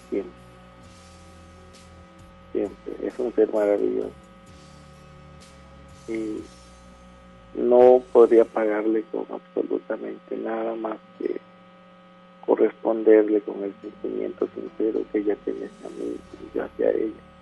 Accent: Villahermosa, Tabasco, Mexico; now in Monterrey, Mexico; De aquí, de Monterrey, soy originario de Villahermosa, Tabasco.

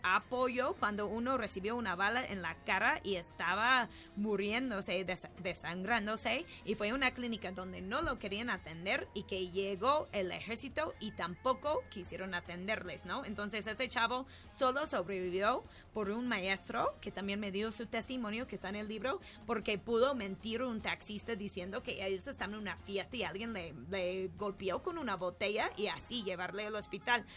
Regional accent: New York, United States; now in Mexico; soy de Nueva York, pero aquí vivo en México

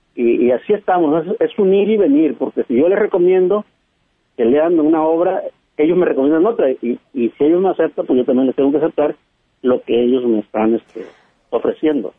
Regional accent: La Huasteca, Veracruz, Mexico; now in Recoveco, Mexico; yo soy de la Huasteca, yo soy de Veracruz

